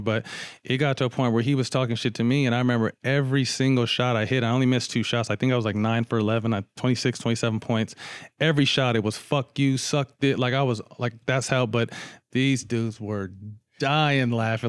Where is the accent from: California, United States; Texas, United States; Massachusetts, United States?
California, United States; Sacramento; I'm from Sac